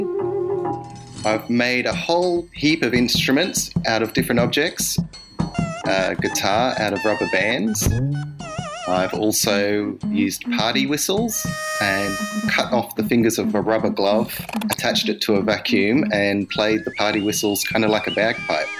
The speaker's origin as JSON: {"language": "English", "town": "Brisbane", "region": "Queensland", "country": "Australia", "said": "I'm an artist from Brisbane, Queensland."}